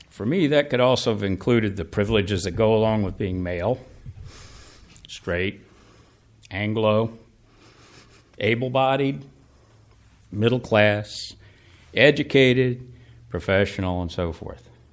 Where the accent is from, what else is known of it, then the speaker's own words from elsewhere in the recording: Atlanta, Georgia, United States; growing up in Atlanta